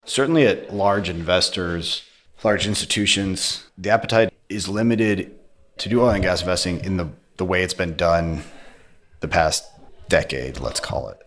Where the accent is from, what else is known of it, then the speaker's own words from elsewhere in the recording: Colorado, United States; moved away as an adult; also born or lived in upstate New York / China; I grew up in Colorado